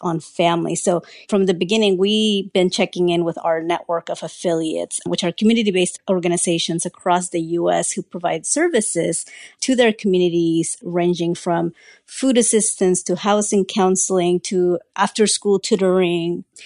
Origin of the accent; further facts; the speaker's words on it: Central Valley, California, United States; English is a second language; I was one of just a handful of Latino students from my school in the Central Valley in California